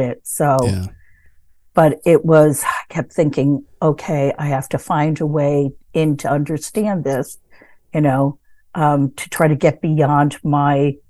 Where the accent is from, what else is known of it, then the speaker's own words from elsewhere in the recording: Connecticut, United States; I grew up in Connecticut and I lived here